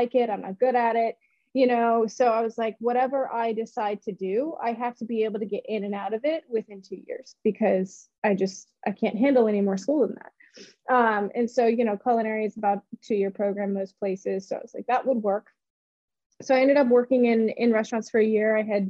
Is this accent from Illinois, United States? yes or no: no; Memphis, Tennessee, United States; And so whenever anyone asks me where I'm from, I'm just like, I'm from Memphis. You know, you don't want to go through that whole progression. So I spent my high school years in Memphis, and, you know, really, really did love it.